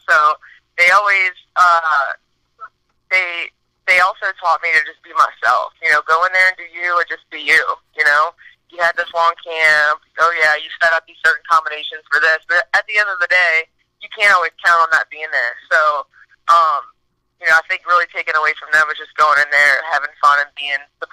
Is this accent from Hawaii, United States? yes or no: no; New Orleans, Louisiana, United States; born or raised there